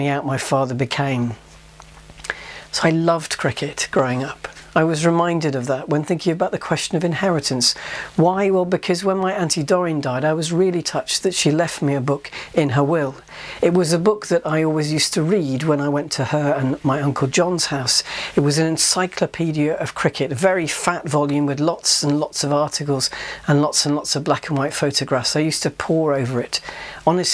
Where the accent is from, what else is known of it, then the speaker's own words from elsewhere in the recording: Yorkshire and the Humber, United Kingdom; Growing up in Yorkshire